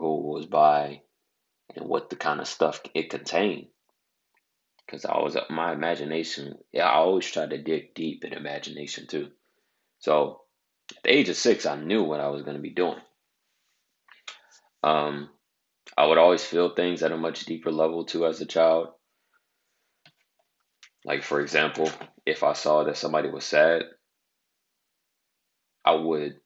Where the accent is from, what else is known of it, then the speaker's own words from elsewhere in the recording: Bay Area, California, United States; I'm from the Bay Area of California